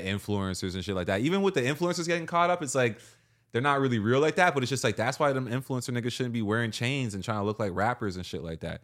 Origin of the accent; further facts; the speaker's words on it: Canada; from being a Canadian nigga